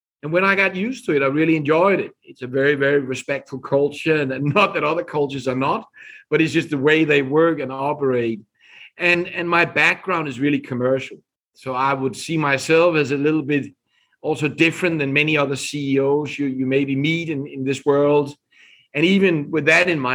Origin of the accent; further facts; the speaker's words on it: Denmark; English is a second language; moved away as an adult; also born or lived in London, United Kingdom / Japan; now in United States; I'm originally from Denmark. So you can hear on my accent that I'm not here from US. But I left Denmark together with my family now more than 25 years ago